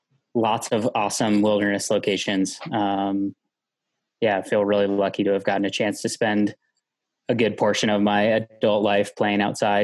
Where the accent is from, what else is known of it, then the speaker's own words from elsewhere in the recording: West Virginia, United States; moved away; I grew up in West Virginia